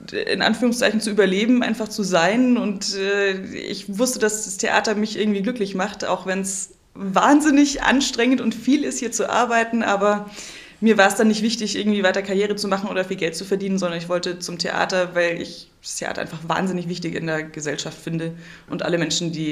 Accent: Kempten, Bavaria, Germany; also born or lived in Munich; now in Memmingen, Germany; Aus Kempten. Ich bin tiefste Allgäuerin, in Kempten geboren, aufgewachsen, bin nie aus Bayern rausgekommen, weil ich dann nach München gezogen bin und jetzt wieder so halb im Allgäu zurück.

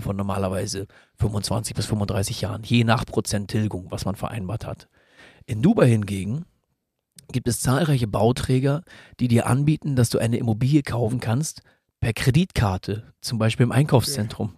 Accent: Germany; hier bei uns in Deutschland

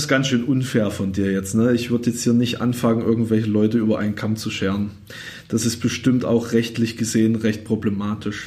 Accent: Thuringia, Germany; accent: Thüringisch; du als, als Ossi wirklich diskriminiert wirst mit deiner Sprache

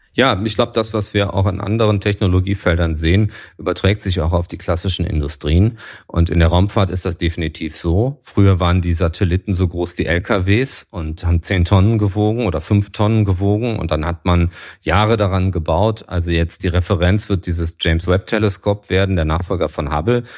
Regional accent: Düsseldorf, North Rhine-Westphalia, Germany; als Düsseldorfer

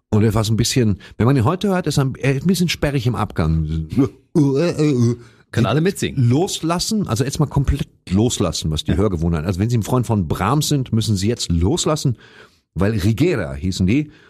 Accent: East Germany, Germany; Ich bin ja aus dem Osten.

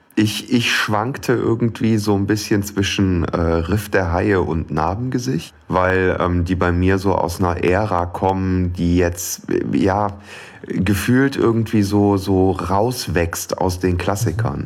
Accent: Aachen area, North Rhine-Westphalia, Germany; im Aachener Klinikum habe ich das Licht der Welt erblickt. Ähm, bin dann allerdings im Umland groß geworden und jetzt auch wieder ins Umland gezogen

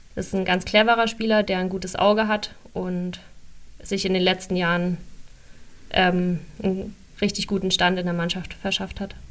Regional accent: Rhön, Bavaria, Germany; now in Leipzig, Germany; bin aber auch gerne trotzdem noch in der Röner Heimat

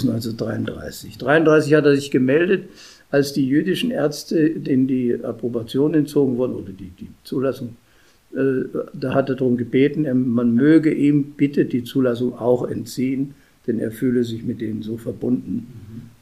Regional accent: Munich, Bavaria, Germany; moved away as an adult; also born or lived in Regensburg / Rheydt; now in Mönchengladbach, Germany; als Münchner

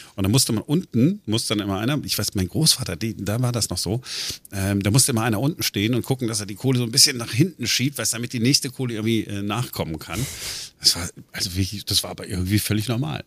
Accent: Duisburg, North Rhine-Westphalia, Germany; now in Berlin, Germany; ich bin ja im Ruhrgebiet groß geworden, äh, 1985, äh, Duisburg

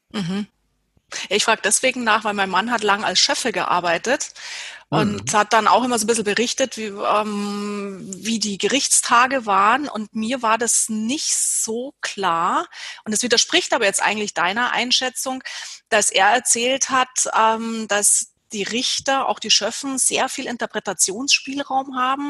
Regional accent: Germany; bei uns in Deutschland

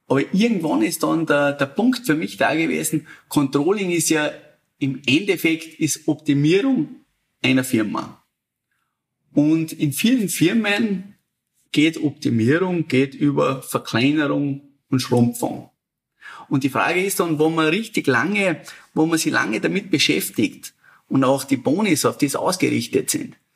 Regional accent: Hüttschlag, Salzburg, Austria; ich bin 1982 hier im Tal geboren, {S0} im oh. Großaltal, {S1} hier in Hütschlag.

